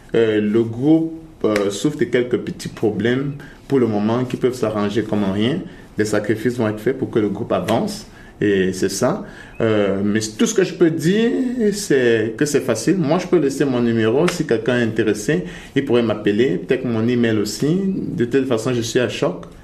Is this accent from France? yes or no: no; Cameroon; moved away as an adult; now in Canada; je suis du Cameroun